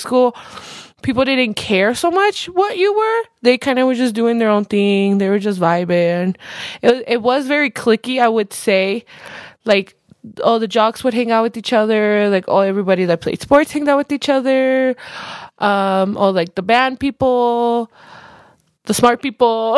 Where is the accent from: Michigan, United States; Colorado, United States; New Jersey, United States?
Colorado, United States; I was born here, like I've mentioned before. I was born in Colorado. I literally lived my all 25 years of life here